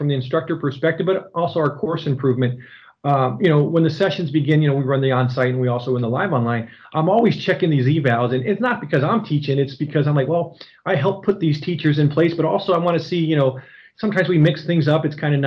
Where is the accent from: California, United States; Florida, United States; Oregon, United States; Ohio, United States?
Ohio, United States; being from the Buckeye State